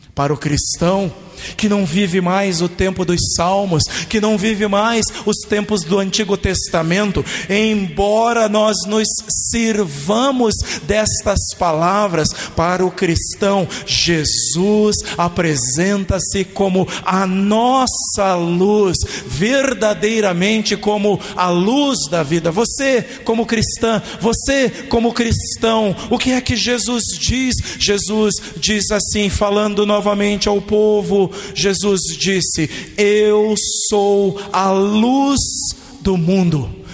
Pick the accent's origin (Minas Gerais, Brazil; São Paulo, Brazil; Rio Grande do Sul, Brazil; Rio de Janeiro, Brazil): Rio Grande do Sul, Brazil; moved away as an adult; Lá no Rio Grande do Sul, onde eu nasci e vivi até 18 anos de idade